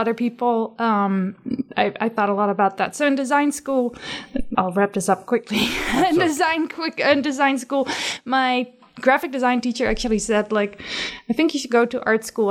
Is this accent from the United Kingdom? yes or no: no; Netherlands; moved away; growing up in the Netherlands